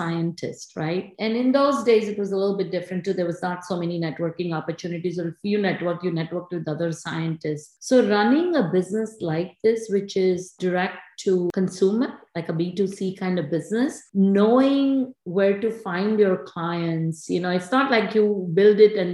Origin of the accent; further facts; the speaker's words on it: India; moved away as an adult; now in New Jersey, United States; I grew up in India in the 70s.